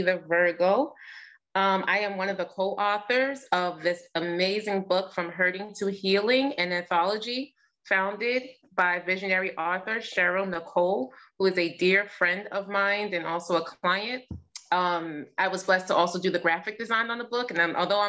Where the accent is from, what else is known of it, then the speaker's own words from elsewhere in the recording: New York City, New York, United States; now in Pennsylvania, United States; I am from Staten Island, Brooklyn and Staten Island, New York